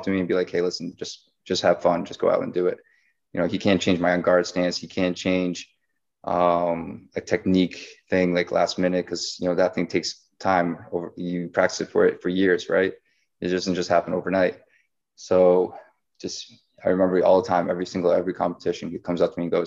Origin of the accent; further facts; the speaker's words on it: Boston, Massachusetts, United States; also born or lived in Penn State; I grew up in Boston, never went to a Patriots game